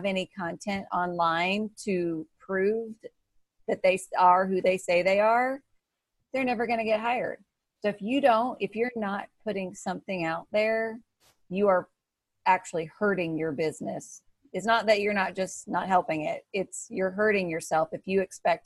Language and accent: English; Missouri, United States; I'm from Missouri